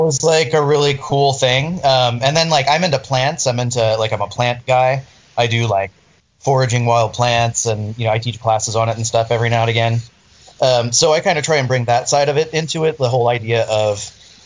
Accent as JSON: {"language": "English", "region": "Florida", "country": "United States", "tie": "born or raised there", "also_born_or_lived": "St. Augustine, Florida", "moved": "as an adult", "said": "growing up in Florida"}